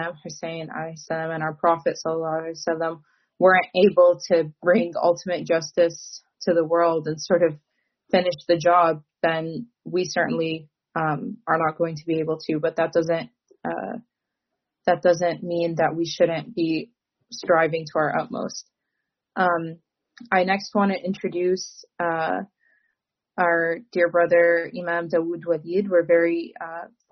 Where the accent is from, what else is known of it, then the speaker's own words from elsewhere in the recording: Michigan, United States; I'm also from Michigan